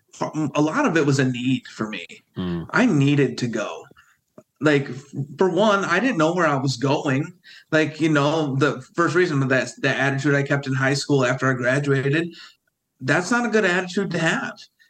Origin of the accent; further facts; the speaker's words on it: Windsor, New York, United States; I grew up in Windsor, New York